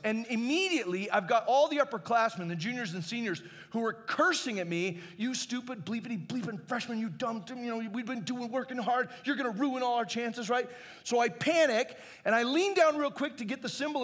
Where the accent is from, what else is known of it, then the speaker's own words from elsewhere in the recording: Phoenix, Arizona, United States; I grew up in Phoenix